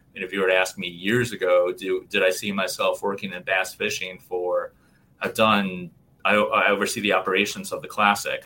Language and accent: English; Chicago, Illinois, United States; I was born and raised in Chicago